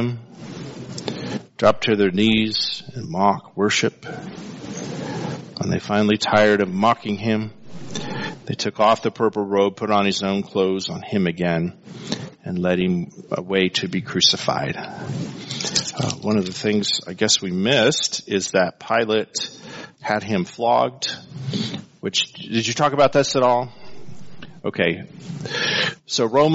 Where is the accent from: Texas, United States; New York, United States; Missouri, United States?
Texas, United States; El Paso; growing up in El Paso during the 70s